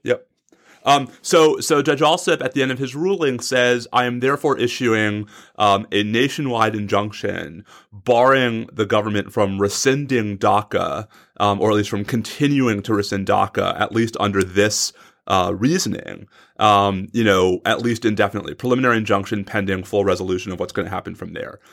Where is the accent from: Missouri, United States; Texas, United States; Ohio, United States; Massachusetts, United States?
Texas, United States; in my home state of Texas.